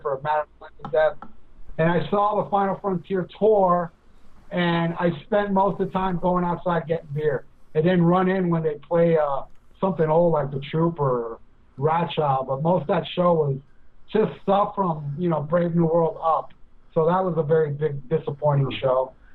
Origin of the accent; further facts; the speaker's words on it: Hialeah, Florida, United States; my hometown, Hialeah, Florida. He's a Cuban like me